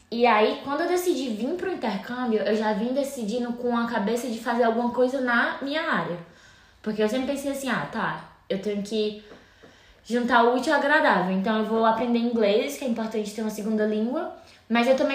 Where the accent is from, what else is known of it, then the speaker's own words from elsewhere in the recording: Fortaleza, Ceará, Brazil; moved away as an adult; now in Dublin, Ireland; Eu sou de Fortaleza, Ceará, nascida e criada. E eu tô morando na Irlanda, ah, especificamente em Dublin. Eu já tô morando aqui há uns dois anos e sete meses.